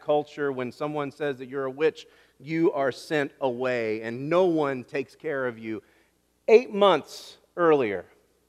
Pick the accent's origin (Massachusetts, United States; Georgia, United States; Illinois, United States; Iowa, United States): Illinois, United States; Kansas; I'm from Kansas, Illinois